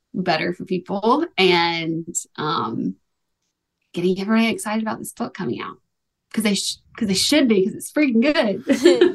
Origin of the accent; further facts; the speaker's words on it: Tuscaloosa, Alabama, United States; moved away as an adult; also born or lived in Los Angeles; now in Nashville, United States; I'm from Alabama and I like, I'm from Tuscaloosa. I went to school, University of Alabama